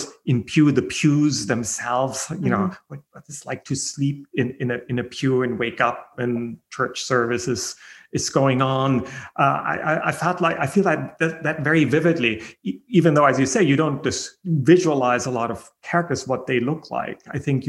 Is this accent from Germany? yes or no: yes; Germany; born there; I was born in Germany.